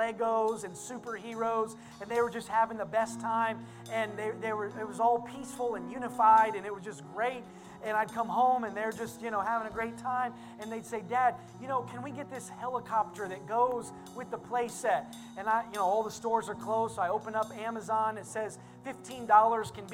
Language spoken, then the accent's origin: English; Indiana, United States; I'm from Indiana, and there's always farming